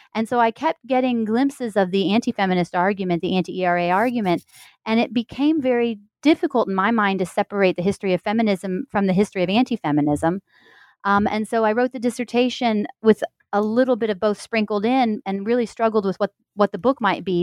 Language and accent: English; Missouri, United States; moved away; also born or lived in Indiana; I am a Midwesterner. I'm from Missouri